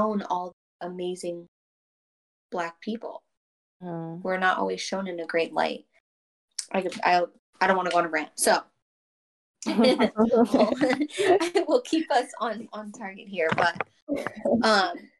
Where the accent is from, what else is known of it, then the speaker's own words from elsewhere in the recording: Florida, United States; I'm from Florida. I live in Florida.